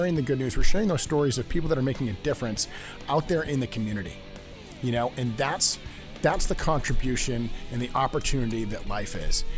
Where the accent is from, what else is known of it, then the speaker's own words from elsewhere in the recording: New England, United States; New Hampshire, yeah, New England boy like myself.